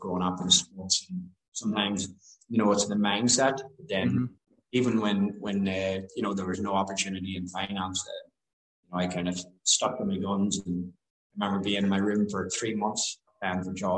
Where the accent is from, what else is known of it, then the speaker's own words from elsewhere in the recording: Newry, Northern Ireland, United Kingdom; moved away; also born or lived in London; grew up in Northern Ireland, County Down, and went to school in Newry